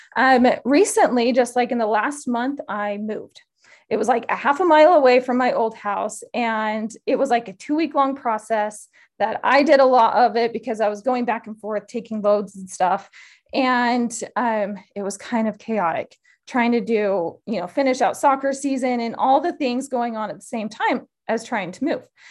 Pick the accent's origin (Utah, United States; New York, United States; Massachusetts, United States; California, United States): Utah, United States; moved away as an adult; also born or lived in Idaho; I grew up in Utah